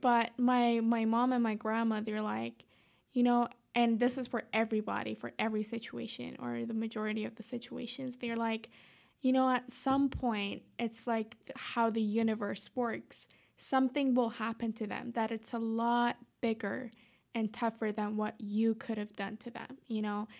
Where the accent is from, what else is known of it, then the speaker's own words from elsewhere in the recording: Tehran, Tehran Province, Iran; moved away; I'm from Tehran, Iran